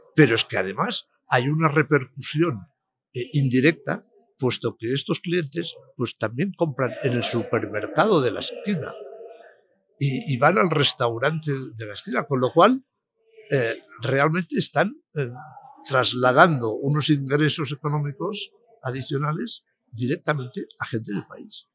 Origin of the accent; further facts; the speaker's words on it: Palma, Balearic Islands, Spain; en mi tierra, pues, en Palma de Mallorca